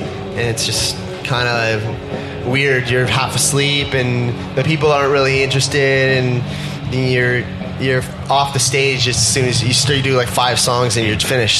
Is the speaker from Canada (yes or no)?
yes; Canada; being that we're Canadian